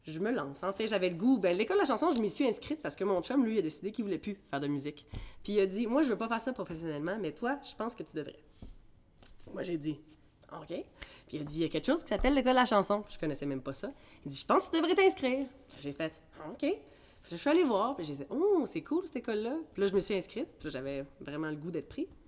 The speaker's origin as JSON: {"language": "French", "country": "Bermuda", "tie": "born there", "said": "quand je retournais à mes sources, finalement, je suis née aux Bermudes."}